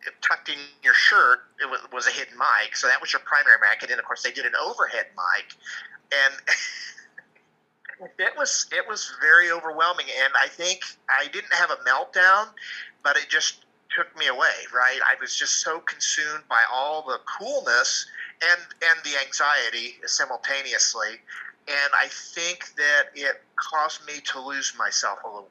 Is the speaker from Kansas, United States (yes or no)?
yes; Kansas, United States; moved away; I was originally from Kansas